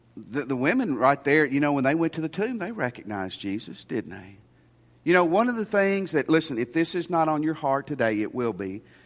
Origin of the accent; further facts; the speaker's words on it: Tennessee, United States; my home state of Tennessee